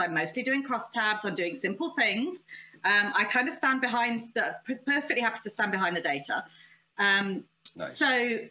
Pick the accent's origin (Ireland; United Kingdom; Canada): United Kingdom; also born or lived in United States; I was in America. I'm British.